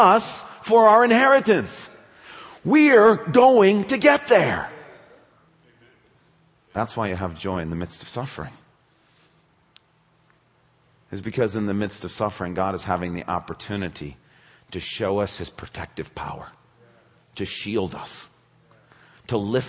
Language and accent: English; West Michigan, United States; I grew up in West Michigan